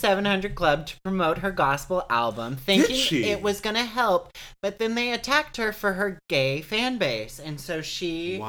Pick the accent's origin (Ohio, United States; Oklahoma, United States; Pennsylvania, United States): Oklahoma, United States; Me too. Two Oklahoma boys.